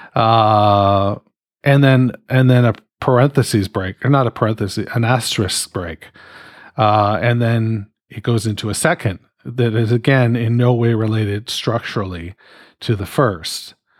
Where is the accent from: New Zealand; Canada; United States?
Canada; I'm fucking Canadian